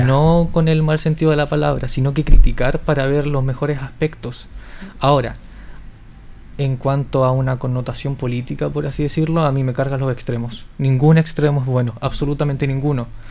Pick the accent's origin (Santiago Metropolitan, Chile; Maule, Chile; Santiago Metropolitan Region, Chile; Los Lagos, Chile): Maule, Chile; Linares